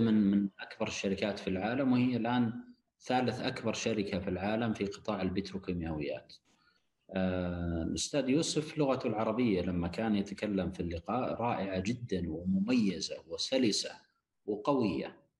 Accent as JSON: {"language": "Arabic", "country": "Saudi Arabia", "said": "لبلدنا المملكه العربيه السعوديه"}